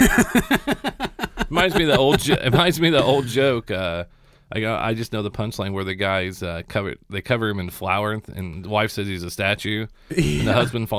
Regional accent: Seymour, Indiana, United States; I'm from Seymour

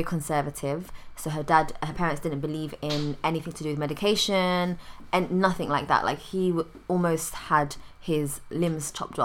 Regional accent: London, United Kingdom; I'm from London? Normally, I always now say London or England, from outside the country

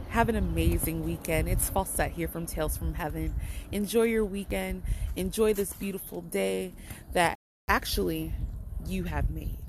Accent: Benin City, Edo, Nigeria; also born or lived in Holly Hill, United States; So, yeah, I'm a Nigerian princess. By way of Benin, Nigeria, and Holly Hill, South Carolina.

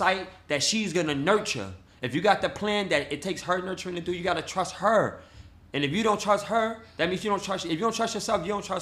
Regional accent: New York City, New York, United States; I'm from New York, hardcore from, nigga, born in Cypress Ave, mm-hmm. raised in Baychester Projects

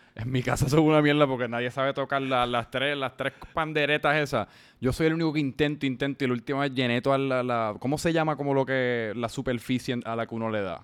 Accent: San Juan, Puerto Rico; yo también soy de Santurce

